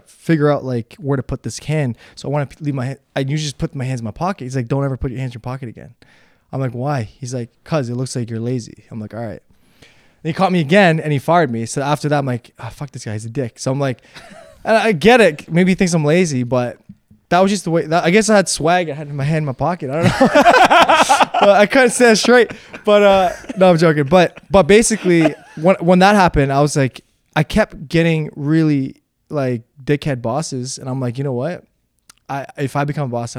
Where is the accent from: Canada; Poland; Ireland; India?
Canada; Toronto, Ontario; also born or lived in Slovakia / Hamilton / Unionville; then we moved to Toronto, Hamilton, Unionville, Toronto